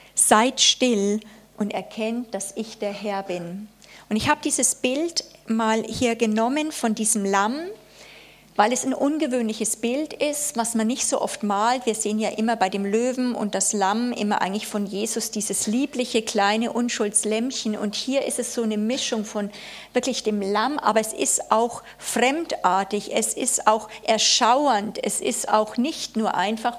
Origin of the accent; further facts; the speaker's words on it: Germany; also born or lived in Konstanz; wir erleben als Deutsche